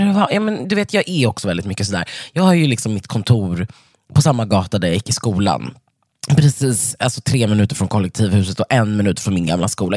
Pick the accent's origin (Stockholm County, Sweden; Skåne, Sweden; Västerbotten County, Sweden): Stockholm County, Sweden; Stockholm; Jag är uppvuxen på Södermalm i Stockholm med min mamma och två syskon.